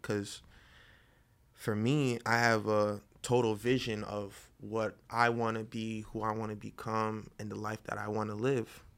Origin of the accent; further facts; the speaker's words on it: Boynton Beach, Florida, United States; now in Miami, United States; from Boynton Beach.